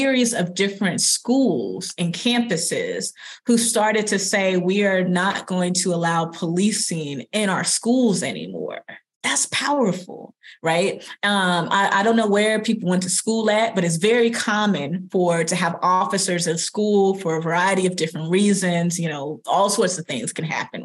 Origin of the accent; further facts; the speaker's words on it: Longview, Texas, United States; I'm from Longview, Texas. I'm from the South.